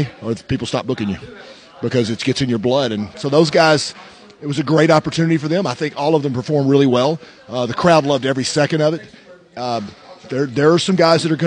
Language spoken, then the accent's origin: English; Arkansas, United States; I'm from Arkansas, and I had my first match in Arkansas